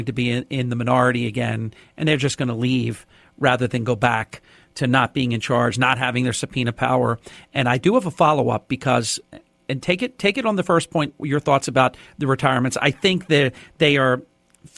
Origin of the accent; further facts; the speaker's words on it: New Jersey, United States; my home state of New Jersey